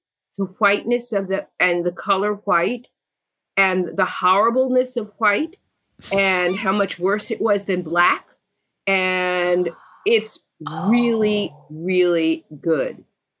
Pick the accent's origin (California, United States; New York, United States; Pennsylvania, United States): New York, United States; moved away as an adult; Because I grew up in New York and was one of those New Yorkers who just never learned how to drive.